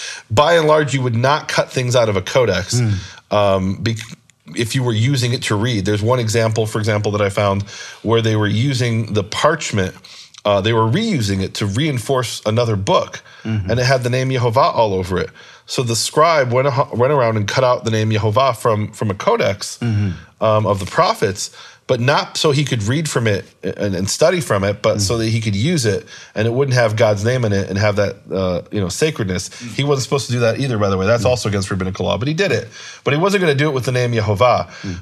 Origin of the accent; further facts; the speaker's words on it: Chicago, Illinois, United States; born there; also born or lived in Israel; I was born in Chicago, lived most about half of my life in Israel, but in my heart, I'm from Missouri, the show me state.